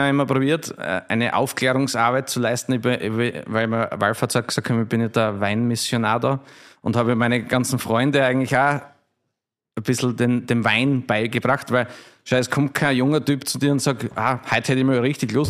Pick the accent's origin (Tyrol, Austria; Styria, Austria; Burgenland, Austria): Styria, Austria; Und wenn du als Steirer bist natürlich stolz auf unser Weinbaugebiet